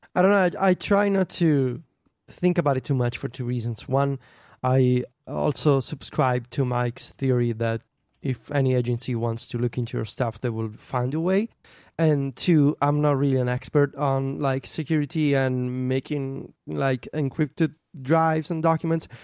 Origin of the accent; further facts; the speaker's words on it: Viterbo, Lazio, Italy; in Viterbo, my hometown